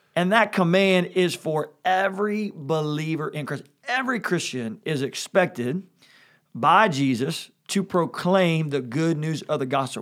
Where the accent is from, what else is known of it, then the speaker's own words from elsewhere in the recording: Louisville, Kentucky, United States; growing up in Kentucky